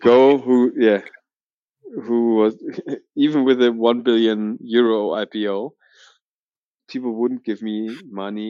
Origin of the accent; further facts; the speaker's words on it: Berlin, Germany; also born or lived in Australia; I'm originally from Berlin, um, born in Berlin. I think one of the few Berliners in the Berlin startup um, scene, so to say, and never really left Berlin